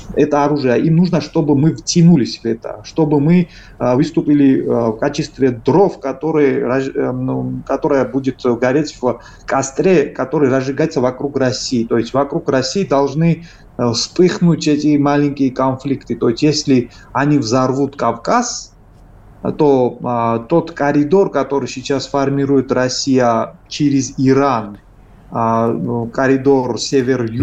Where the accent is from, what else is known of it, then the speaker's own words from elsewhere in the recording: Georgia; Мы, грузины